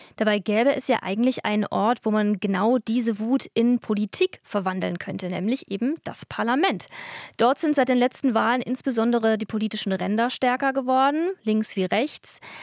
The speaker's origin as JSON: {"language": "German", "country": "Germany", "said": "bei uns in Deutschland"}